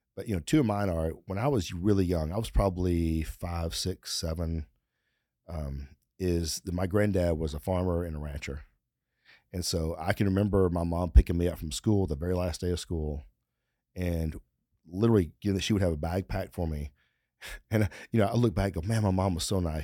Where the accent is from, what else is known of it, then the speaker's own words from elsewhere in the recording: Texas, United States; we're from Texas, and you, you learn when you're young here in Texas